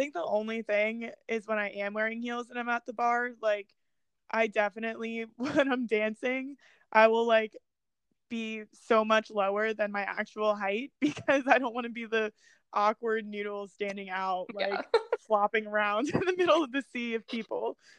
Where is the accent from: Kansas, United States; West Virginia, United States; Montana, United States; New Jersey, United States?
New Jersey, United States; I'm from Jersey